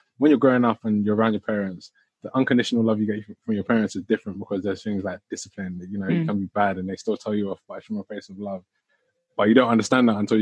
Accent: Croydon, London, United Kingdom; I'm from Croydon

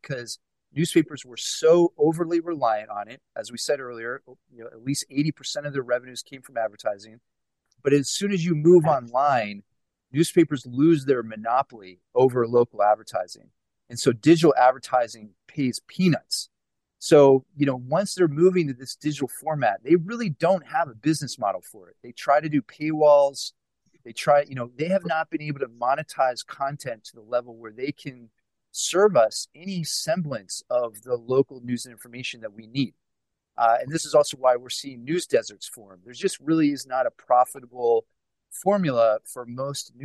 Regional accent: Pittsburgh, Pennsylvania, United States; moved away; I'm originally from Pittsburgh

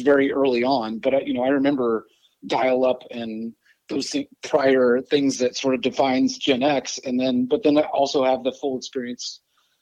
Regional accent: Miamisburg, Ohio, United States; moved away as an adult; also born or lived in California; now in Portland, United States; I was born in California, but then spent most of my formative years in Ohio, Dayton, Ohio, Miamisburg, Ohio to be exact, little town in between Dayton and Cincinnati

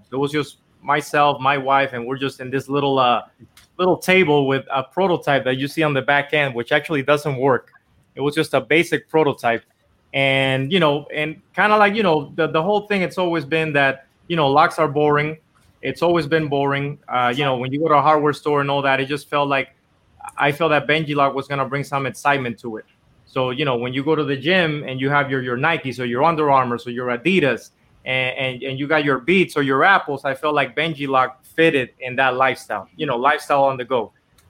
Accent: Dominican Republic; English is a second language; moved away as an adult; now in Los Angeles, United States; because I was born and raised in Dominican Republic my whole life. And I actually came here to LA to try to do music

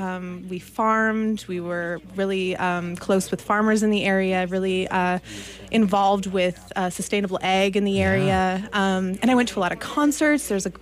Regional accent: Montana City, Montana, United States; I grew up slightly south of Helena in Montana City. For those of you that don't know, it's a little bedroom community south of Helena, like I said, in Jefferson County. It's grown a great deal since I grew up there.

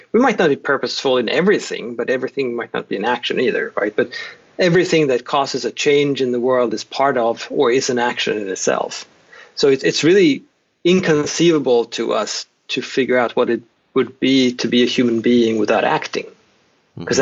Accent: Sweden; moved away as an adult; now in Oklahoma, United States; I'm Swedish, born and raised in Sweden, where I did my first, I spent the first three decades or so in Sweden.

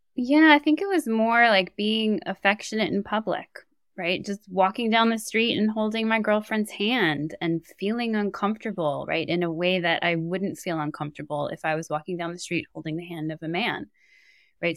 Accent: New York City, New York, United States; growing up in New York City

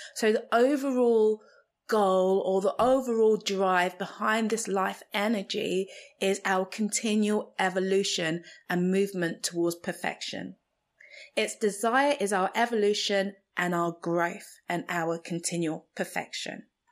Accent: Nigeria; first language Igbo; English is a second language; Igbo, which is my native tongue in Nigeria

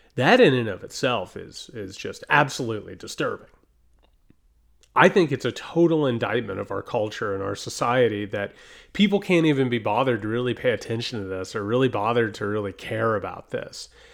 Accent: United States; as an American

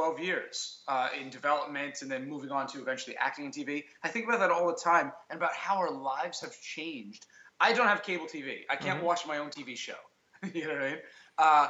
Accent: New York City, New York, United States; We are friends from high school. We grew up in Staten Island.

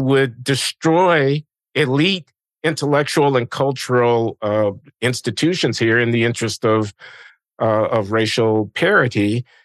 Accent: United States; I'm an American

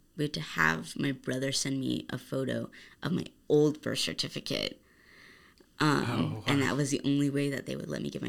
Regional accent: Arizona, United States; I was born here in Arizona

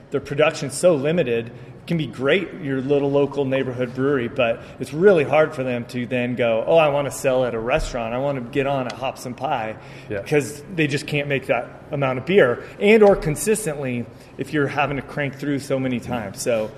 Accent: Colorado, United States; so I was from Colorado, obviously, originally.

